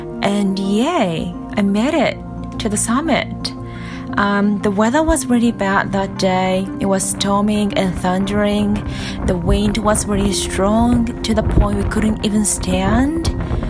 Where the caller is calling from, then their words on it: Yokohama, Kanagawa, Japan; I'm recording this from Japan, Yokohama, Japan to be precise.